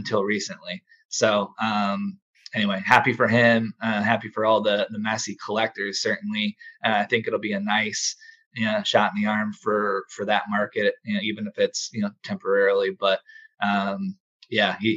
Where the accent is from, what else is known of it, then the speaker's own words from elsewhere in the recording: United States; me as an American